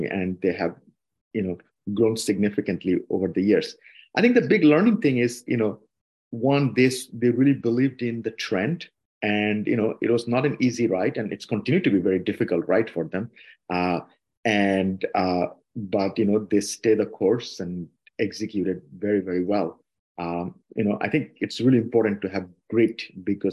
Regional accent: Dhaka, Dhaka Division, Bangladesh; moved away as an adult; also born or lived in Barisal, Bangladesh; now in United States; Yeah, I grew up in Dhaka. I was born in Borishal. Grew up in Dhaka basically most of my life, you know, like starting 6 months old

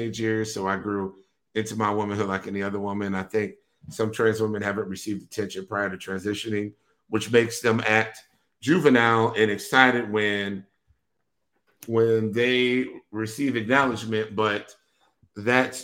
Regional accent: Wisconsin, United States; I'm from Wisconsin

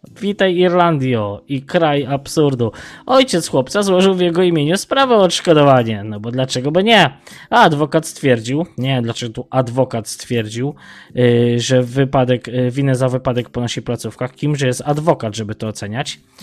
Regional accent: Tarnów, Lesser Poland, Poland; Ja pochodzę z Tarnowa, dokładnie z Mościc

